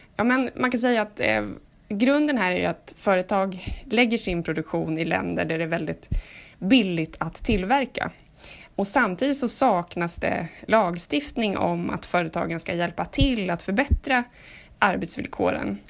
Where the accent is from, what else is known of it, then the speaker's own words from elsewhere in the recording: Sweden; vi svenskar